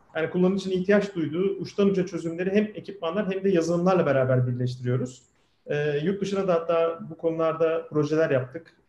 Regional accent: Kocaeli, Turkey; ben 1978 yılında Kocaeli'de doğdum.

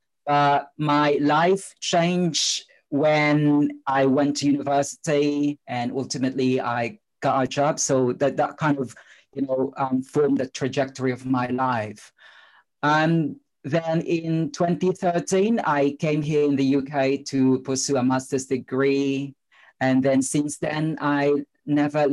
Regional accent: Philippines; moved away; you could probably tell from my accent and my name that I spent my childhood in the Philippines

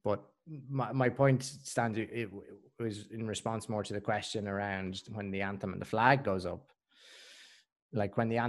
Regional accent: Scotland, United Kingdom; As a Scottish person.

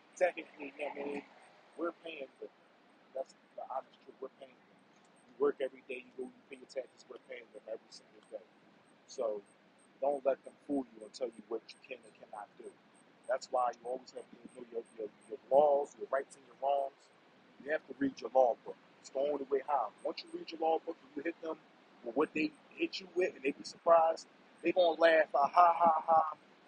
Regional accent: Philadelphia, Pennsylvania, United States; I'm from North Philly, man. We're originally from West Philly

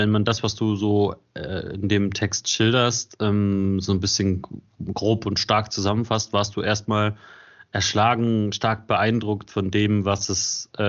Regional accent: South Germany, Germany; also ich bin im Süden von Deutschland aufgewachsen

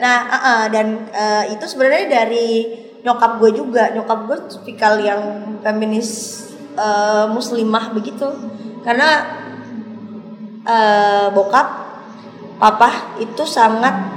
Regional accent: West Nusa Tenggara, Indonesia; aku dari Nusa Tenggara Barat

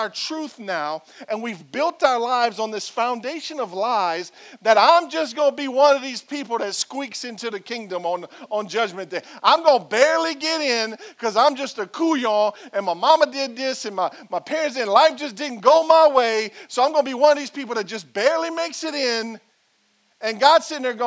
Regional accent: Franklin, Louisiana, United States; I'm a man from Franklin, Louisiana, born and raised.

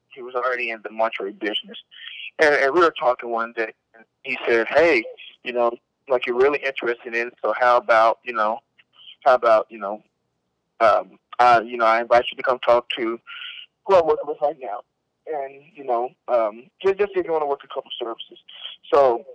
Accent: Carson County, Texas, United States; I was born in Carson County, Texas, January 4th, 2001

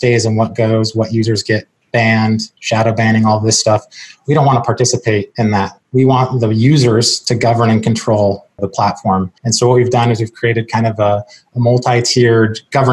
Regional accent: Seattle, Washington, United States; moved away as an adult; now in Charleston, United States; I'm originally from Seattle, born and raised.

